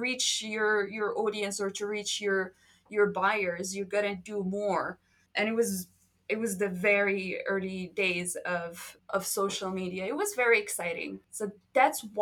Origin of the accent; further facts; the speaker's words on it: Marrakesh, Marrakesh-Safi, Morocco; English is a second language; moved away as an adult; now in Thailand; a small tiny room in Marrakesh, my hometown, at age 17